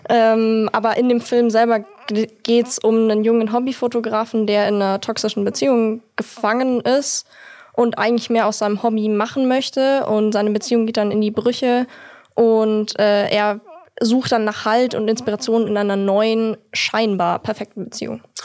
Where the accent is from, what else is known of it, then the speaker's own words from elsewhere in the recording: Munich, Bavaria, Germany; ich komme aus München